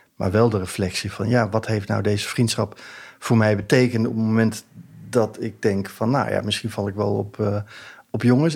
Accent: Hilversum, North Holland, Netherlands; ik kom uit Hilversum

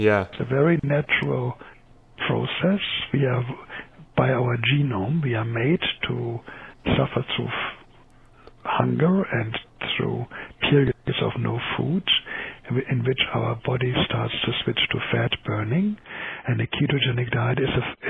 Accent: Germany; accent: German; English is a second language; moved away as an adult; also born or lived in Calgary, Canada; now in Vancouver, Canada; I'm an MD in the German system. Now I gave my nationality away, which is clear in my accent

